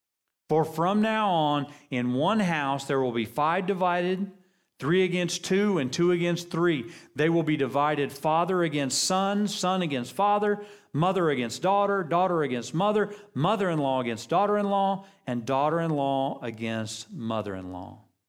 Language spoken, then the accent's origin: English; United States; I love being American.